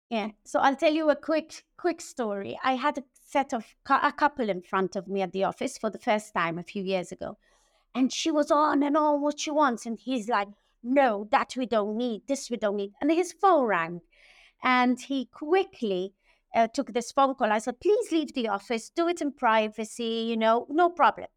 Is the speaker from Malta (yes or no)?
yes; Malta; also born or lived in Germany / Southampton, United Kingdom / London, United Kingdom; I was born and bred in Malta